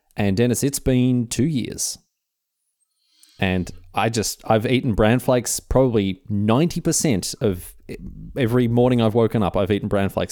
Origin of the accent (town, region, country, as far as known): Australia